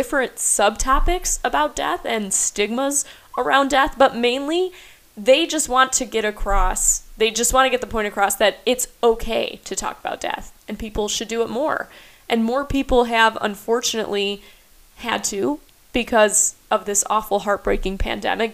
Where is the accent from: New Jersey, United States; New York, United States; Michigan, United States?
Michigan, United States; moved away as an adult; also born or lived in Toledo, Ohio; now in Roanoke, United States; I'm from Michigan and got my start there